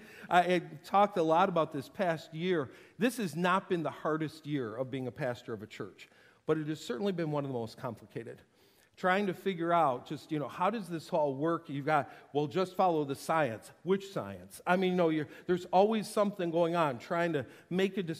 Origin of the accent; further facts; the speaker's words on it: New York, United States; moved away; I'm from New York